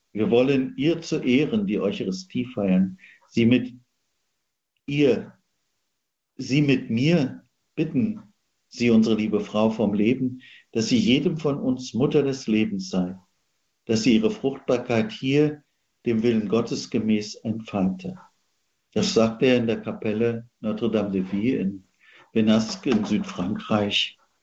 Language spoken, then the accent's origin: German; Central Germany, Germany; Ich bin ja geboren in Mitteldeutschland